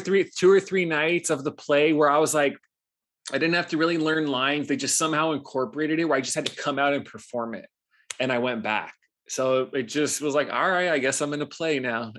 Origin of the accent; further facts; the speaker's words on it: Los Angeles, California, United States; moved away as an adult; also born or lived in Hawaii; I grew up in Los Angeles, actually, before I moved to Hawaii at eighteen